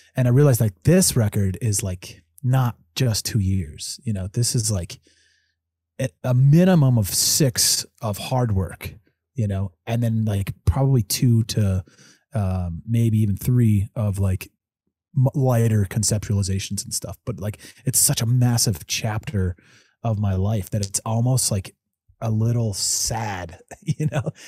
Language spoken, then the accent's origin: English; Evergreen, Colorado, United States; also born or lived in Denver, Colorado; I was born down in Denver, but, you know, li, grew up in Evergreen